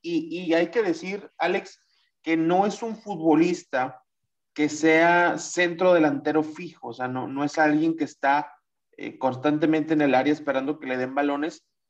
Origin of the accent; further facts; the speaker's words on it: Mexico; tú y yo somos mexicanos